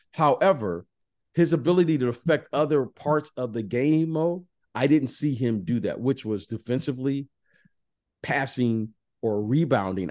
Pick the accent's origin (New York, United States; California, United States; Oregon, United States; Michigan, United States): Michigan, United States; Detroit; I'm from Detroit